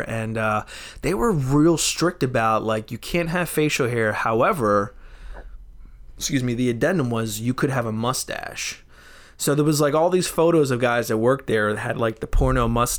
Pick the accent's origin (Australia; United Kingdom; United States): United States; Philadelphia, Pennsylvania; I was born in Philly